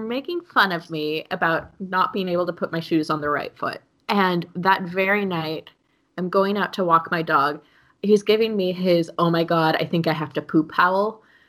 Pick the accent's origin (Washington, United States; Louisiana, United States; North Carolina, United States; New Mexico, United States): Washington, United States; Seattle; moved away as an adult; also born or lived in Los Angeles; now in Düsseldorf, Germany; So Melinda and I met each other growing up in the Seattle area. But since then, I have moved from Seattle to Los Angeles.